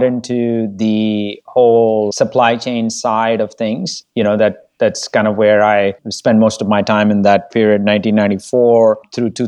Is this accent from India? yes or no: yes; India; moved away; also born or lived in Bogota, Colombia; I had to share a toilet growing up in India